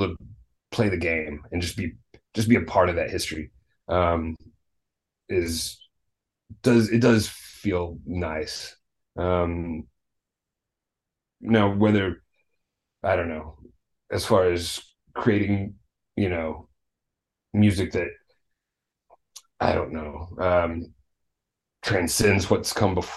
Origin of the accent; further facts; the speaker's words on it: Little Rock, Arkansas, United States; moved away; I'm from Little Rock, Arkansas originally